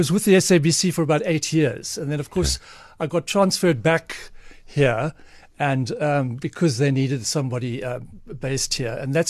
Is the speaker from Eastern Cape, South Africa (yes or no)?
yes; East London, Eastern Cape, South Africa; moved away as an adult; also born or lived in Johannesburg; Born and bred in East London. Lived in Joburg and lived in Cape Town, but my origins are East London.